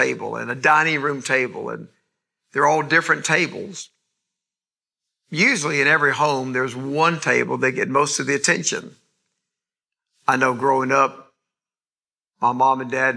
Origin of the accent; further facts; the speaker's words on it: East Point, Georgia, United States; south side of Atlanta where I grew up in East Point